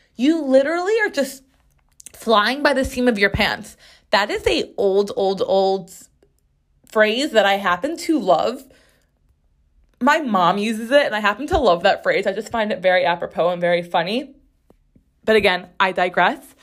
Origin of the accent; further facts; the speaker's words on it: Chicago, Illinois, United States; now in New York City, United States; I grew up in Chicago